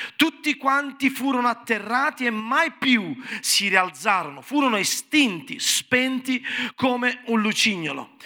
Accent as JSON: {"language": "Italian", "town": "Naples", "region": "Campania", "country": "Italy", "said": "sono napoletano"}